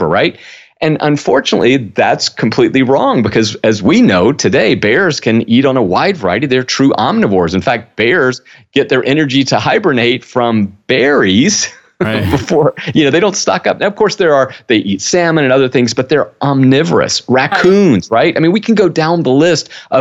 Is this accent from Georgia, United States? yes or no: yes; South Georgia, United States; I grew up in South Georgia